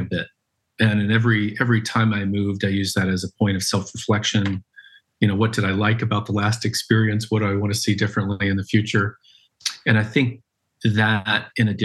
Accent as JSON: {"language": "English", "area": "just outside of Knoxville", "region": "Tennessee", "country": "United States", "tie": "born or raised there", "said": "I grew up in Tennessee in a town just outside of Knoxville."}